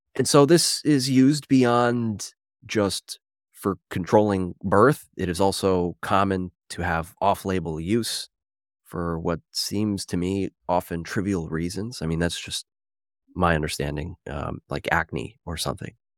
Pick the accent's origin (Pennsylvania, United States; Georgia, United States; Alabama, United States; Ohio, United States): Pennsylvania, United States; Philadelphia; I'm from Philadelphia